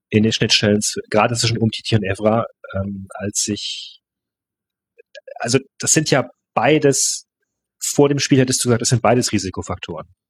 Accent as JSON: {"language": "German", "country": "Germany", "tie": "born or raised there", "also_born_or_lived": "Paris, France", "said": "ich bin in Deutschland aufgewachsen. Mein Vater ist Franzose"}